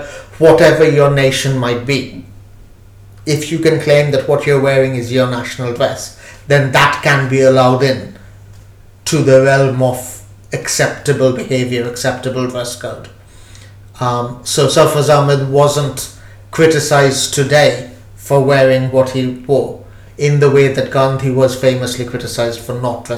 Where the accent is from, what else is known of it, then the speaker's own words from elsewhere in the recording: United Kingdom; Because I'm British, and that's what being British means.